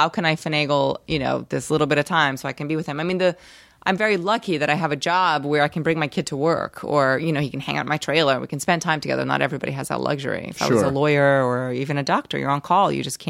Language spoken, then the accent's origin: English; New York City, New York, United States; also born or lived in Brazil; New York City. I moved there when I was 7 from Brazil. I was born in Brazil. Spent that part of my life there.